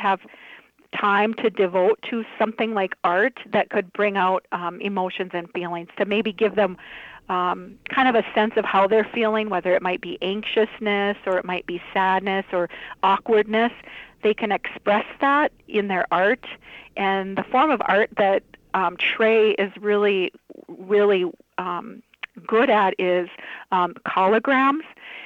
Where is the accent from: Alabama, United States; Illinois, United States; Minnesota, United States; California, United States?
Minnesota, United States; Warren; also born or lived in Moorhead, Minnesota; now in Hallock, United States; I was raised in Warren, Minnesota, and graduated from there.